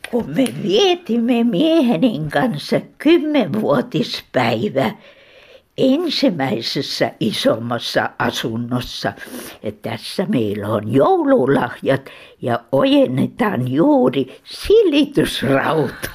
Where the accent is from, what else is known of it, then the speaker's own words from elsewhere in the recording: Terijoki, Leningrad Oblast, Russia; now in Helsinki, Finland; Minä olen kotoisin Kannakselta, Terjoelta.